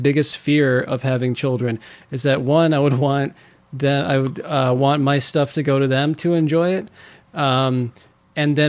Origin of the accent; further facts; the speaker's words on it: California, United States; I was born in California. I don't know why I have an accent.